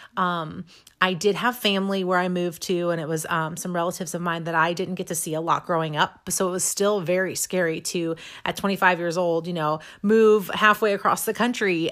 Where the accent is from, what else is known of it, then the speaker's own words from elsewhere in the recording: Imperial, Missouri, United States; also born or lived in St. Louis, Missouri; now in St. Charles, United States; I grew up just south of Saint Louis in a little town called Imperial.